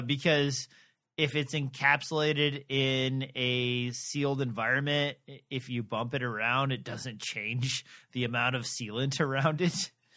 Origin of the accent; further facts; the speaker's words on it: Midwest, United States; I'm from the Midwest where I used to drive by these all the time